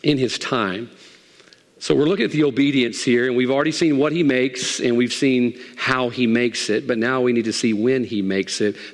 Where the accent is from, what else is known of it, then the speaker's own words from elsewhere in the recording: United States; I am an American